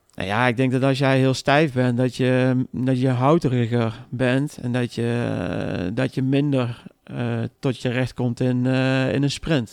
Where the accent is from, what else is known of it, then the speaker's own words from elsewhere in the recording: Arnhem, Gelderland, Netherlands; ik kom zelf uit Arnhem